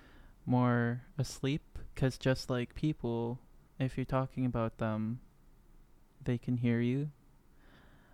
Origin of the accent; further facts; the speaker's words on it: Lac Seul, Ontario, Canada; also born or lived in Thunder Bay, Ontario; I'm just a little bush kid from Lac Seul. Like, I grew up on the res.